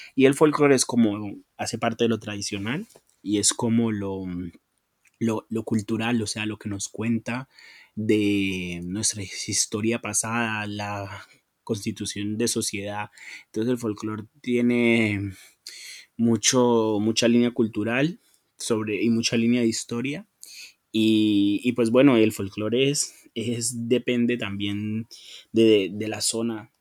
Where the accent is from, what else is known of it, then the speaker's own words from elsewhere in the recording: Colombia; lo que soy como colombiano, lo que fuimos como colombianos